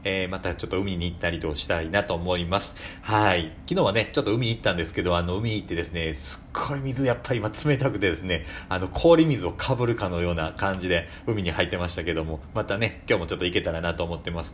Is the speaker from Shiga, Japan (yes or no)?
yes; Shiga, Japan; 私も滋賀県なんです